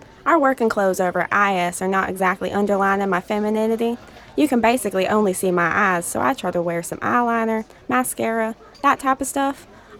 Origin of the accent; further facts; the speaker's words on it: Greenville, Alabama, United States; The job market in my hometown in Greenville, Alabama is a fucking mess.